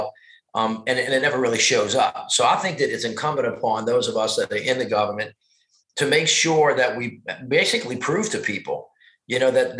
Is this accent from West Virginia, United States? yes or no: no; Louisiana, United States; I'm from Louisiana